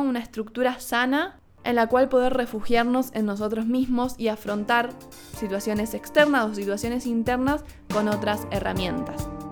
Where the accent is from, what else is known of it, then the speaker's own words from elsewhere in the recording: Argentina; moved away as an adult; no estuve viviendo en Argentina, que es mi país natal